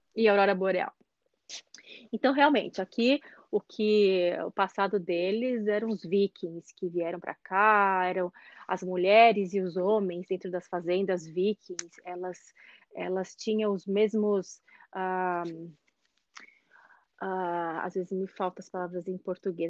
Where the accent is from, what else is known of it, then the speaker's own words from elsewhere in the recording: Brazil; moved away as an adult; now in Norway; já que eu sou brasileira